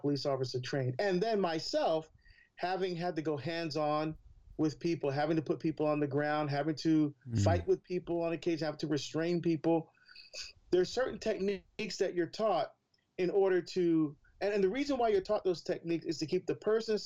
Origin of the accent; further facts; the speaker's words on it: Newark, New Jersey, United States; I'm from Newark, New Jersey